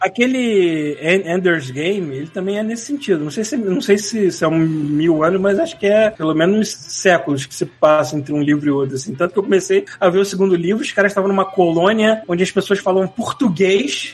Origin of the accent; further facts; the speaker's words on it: Brazil; se eu virar cidadão canadense, não preciso jogar a brasileira fora